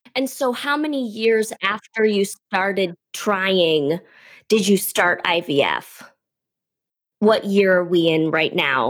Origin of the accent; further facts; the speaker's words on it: Detroit, Michigan, United States; growing up in Detroit, I would always go to Windsor